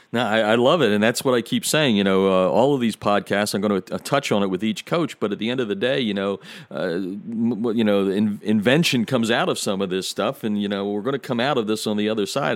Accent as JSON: {"language": "English", "region": "Pennsylvania", "country": "United States", "tie": "born or raised there", "moved": "as an adult", "lives_now": "Chicago, United States", "said": "me growing up in Pennsylvania"}